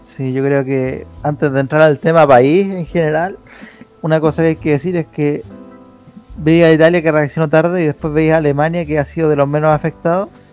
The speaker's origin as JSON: {"language": "Spanish", "country": "Chile", "said": "somos el único eh, país de Latinoamérica"}